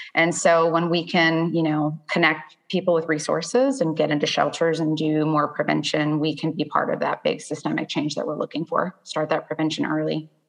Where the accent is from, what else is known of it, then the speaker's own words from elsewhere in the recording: Miami, Florida, United States; now in Nashville, United States; I'm actually originally from Florida.